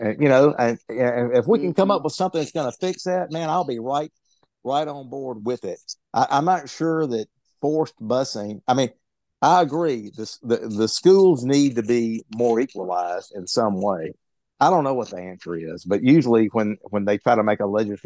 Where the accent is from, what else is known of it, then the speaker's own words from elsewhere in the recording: Jackson, Mississippi, United States; I grew up in Jackson, Mississippi